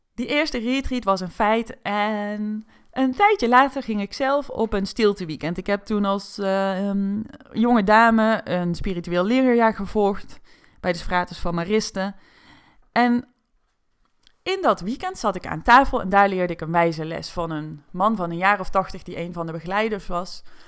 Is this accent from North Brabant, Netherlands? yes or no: yes; North Brabant, Netherlands; toen ik werd geboren in Brabant